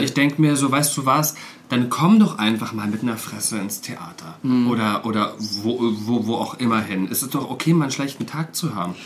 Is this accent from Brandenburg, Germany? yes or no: yes; Cottbus, Brandenburg, Germany; moved away as an adult; in Cottbus, in meiner Heimatstadt